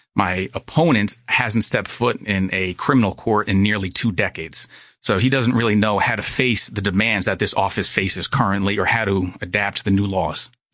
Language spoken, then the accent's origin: English; Monticello, New York, United States; I'm from Sullivan County. I, uh, went to the public schools of Monticello until eighth grade